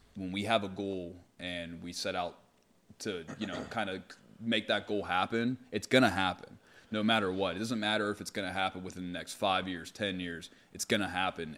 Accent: Pittsburgh, Pennsylvania, United States; I grew up in Carrick with Nate

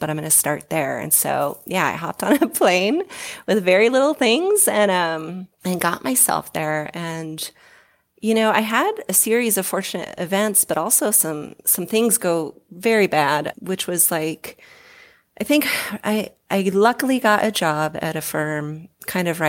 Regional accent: Southern Oregon coast, United States; moved away as an adult; also born or lived in Hawaii; now in Colorado, United States; I'm from the Southern Oregon coast, a really small town. Almost all my family still lives there

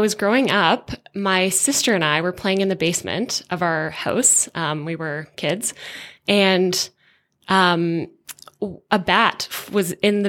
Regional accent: Hamilton, Ontario, Canada; In Southern Ontario, in Hamilton.

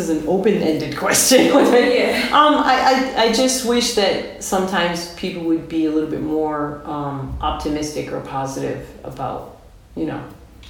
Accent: United States; moved away as an adult; now in France; And I'm American, mm-hmm. but I live in France.

